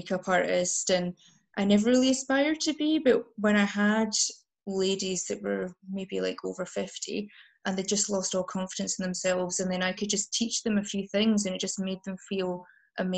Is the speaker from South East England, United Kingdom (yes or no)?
no; Highlands of Scotland, United Kingdom; moved away as an adult; now in Glasgow, United Kingdom; I grew up in the Highlands of Scotland